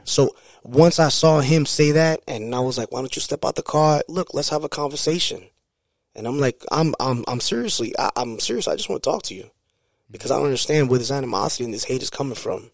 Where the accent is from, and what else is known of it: New York City, New York, United States; born or raised there